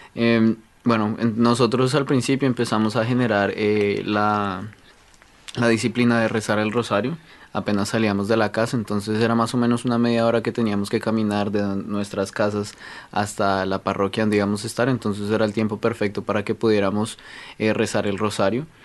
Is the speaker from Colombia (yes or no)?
yes; Colombia; now in Canada; yo vengo de Colombia